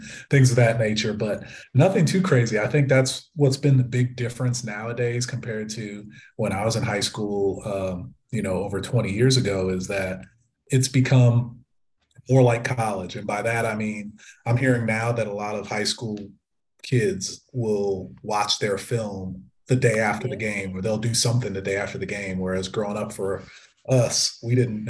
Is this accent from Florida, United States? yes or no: yes; Fort Lauderdale, Florida, United States; I grew up in Fort Lauderdale, Florida